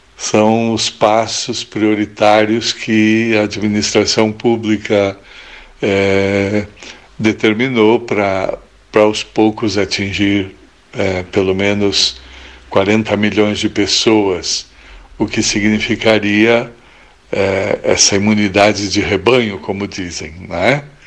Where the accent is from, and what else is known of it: Pelotas, Rio Grande do Sul, Brazil; now in Italy